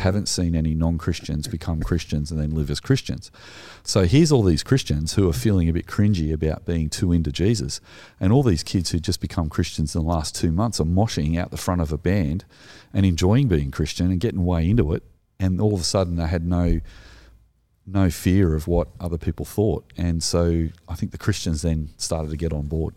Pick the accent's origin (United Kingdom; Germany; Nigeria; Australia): Australia; we are Australian